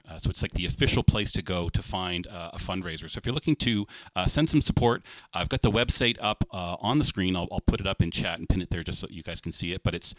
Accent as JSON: {"language": "English", "region": "New Brunswick", "country": "Canada", "tie": "born or raised there", "said": "growing up in New Brunswick"}